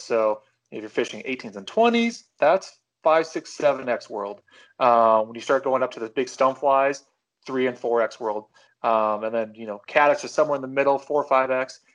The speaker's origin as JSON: {"language": "English", "region": "Pacific Northwest", "country": "United States", "tie": "born or raised there", "said": "growing up in the Pacific Northwest"}